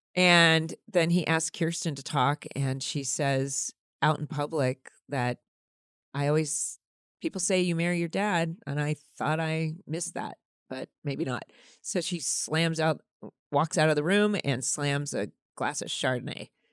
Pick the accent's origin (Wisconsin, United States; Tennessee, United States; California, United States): California, United States; growing up in California